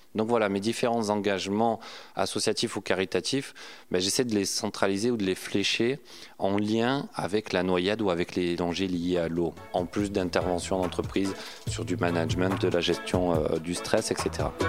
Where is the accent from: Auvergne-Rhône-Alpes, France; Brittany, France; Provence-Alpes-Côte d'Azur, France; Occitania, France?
Provence-Alpes-Côte d'Azur, France; Aubagne; accent: southern; C'était euh, à Aubagne, à côté de Marseille, le pays de Marcel Pagnol. Donc euh, d'où cet accent apparemment, la garrigue et la bonne nourriture du sud.